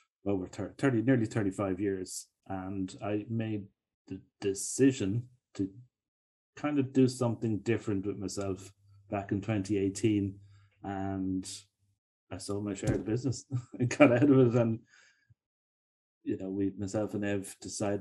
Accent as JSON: {"language": "English", "country": "Ireland", "accent": "Irish", "said": "I'm in Dublin, Ireland"}